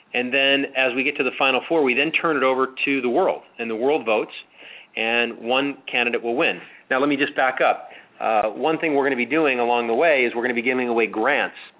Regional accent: Chicago, Illinois, United States; I grew up in Chicago

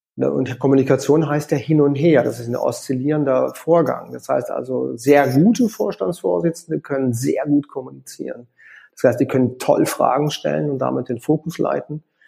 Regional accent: Konstanz, Baden-Württemberg, Germany; moved away as an adult; also born or lived in Paris / Vienna; ich komme ursprünglich aus Konstanz am Bodensee

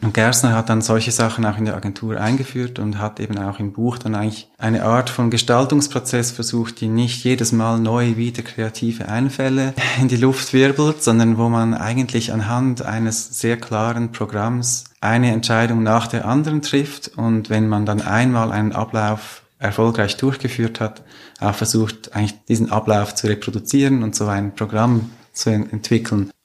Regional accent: Zürcher Oberland, Zurich, Switzerland; Da, wo ich aufgewachsen bin im Zürcher Oberland

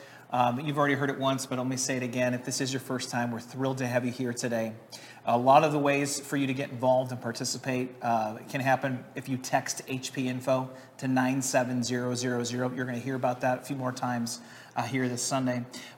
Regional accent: St. Louis, Missouri, United States; moved away; I'm from St. Louis. I'm a Cardinals fan.

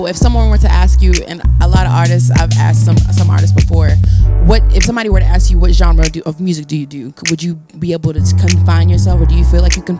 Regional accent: Oxford, North Carolina, United States; also born or lived in Mississippi / Henderson, North Carolina; I'm from Mississippi. So I came down here when I was, like, I started first grade here. Not in Greensboro, but Granville County.

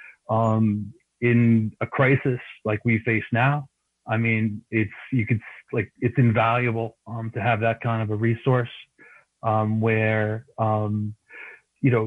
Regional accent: New York City, New York, United States; I grew up in Queens

